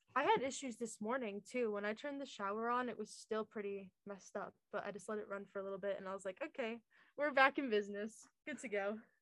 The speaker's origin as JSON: {"language": "English", "town": "Oneonta", "region": "New York", "country": "United States", "said": "i'm from oneonta new york it's like upstate"}